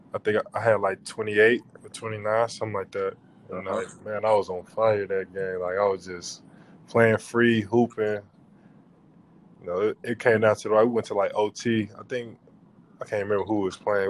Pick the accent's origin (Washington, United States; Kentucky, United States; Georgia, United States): Georgia, United States; Atlanta; I'm from Atlanta.